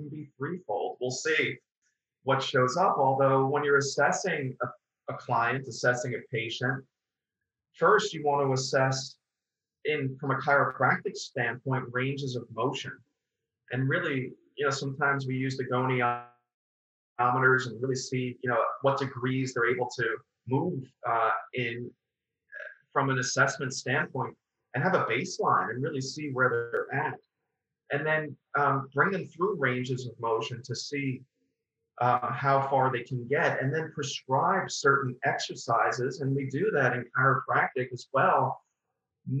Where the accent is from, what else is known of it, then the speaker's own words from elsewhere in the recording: Long Island, New York, United States; also born or lived in Queens, New York; I'm originally from Queens, New York, and I grew up on Long Island